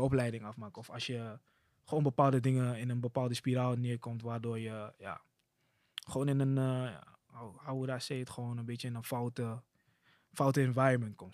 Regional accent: Amsterdam, North Holland, Netherlands; now in Amsterdam-Oost, Netherlands; ik kom uit Amsterdam Zuidoost

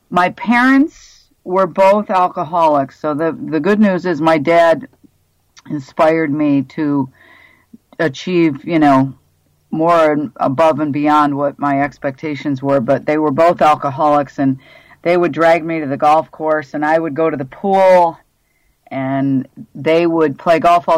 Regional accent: Dunkirk, New York, United States; moved away as an adult; also born or lived in Miami, Florida / Pensacola, Florida; now in Buffalo, United States; I was born in Dunkirk, New York, a small little town about 40 miles south of Buffalo.

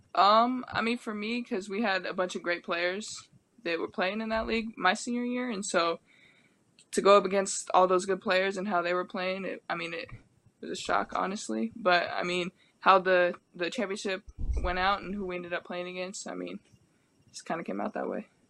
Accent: Medford, Oregon, United States; moved away as an adult; also born or lived in Pullman, Washington; now in Portland, United States; I'm from Medford. Medford's a small okay. town

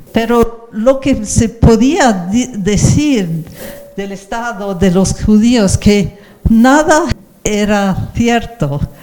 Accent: England, United Kingdom; nací en Inglaterra

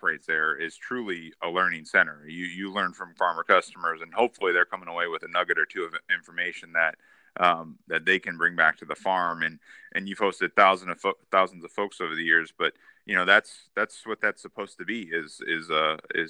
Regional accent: Midwest, United States; Growing up in the Midwest

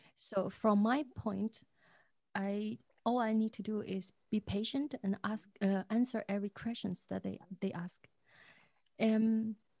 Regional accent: Zhejiang, China; now in Dresden, Germany; I grew up in Zhejiang

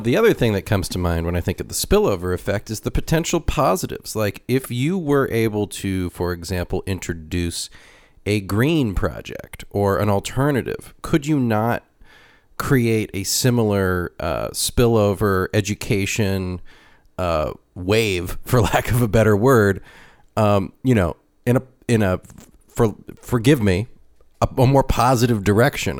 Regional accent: Ventura County, California, United States; Ventura County, where I'm from, is like ninety-something percent armored

